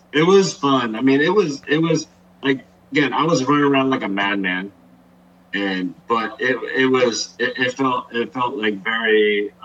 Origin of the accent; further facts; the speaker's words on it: New Jersey, United States; now in San Francisco, United States; I'm from Jersey, but this is my hometown.